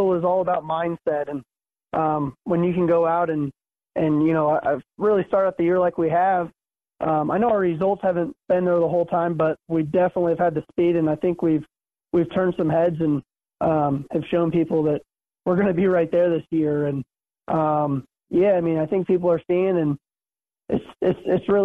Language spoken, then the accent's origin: English; West Coast, United States; now in Pennsylvania, United States; I come from the West Coast, and I think Lincoln is the most similar track to kind of what I grew up on